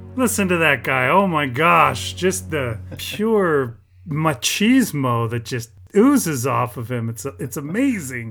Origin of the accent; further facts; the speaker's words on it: United Kingdom; I'm British